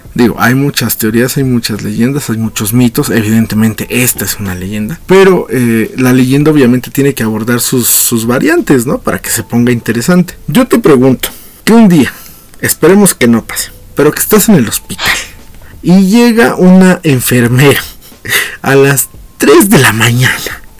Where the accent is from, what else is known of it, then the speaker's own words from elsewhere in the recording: Mexico; lo que somos como mexicanos